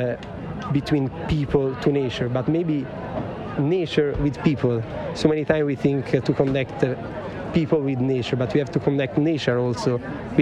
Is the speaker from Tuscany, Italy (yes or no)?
yes; Florence, Tuscany, Italy; I come from Florence